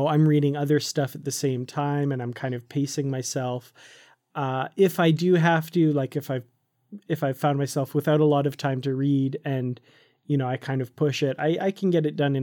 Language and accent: English; Canada; also born or lived in Korea; when I moved back to Canada from Korea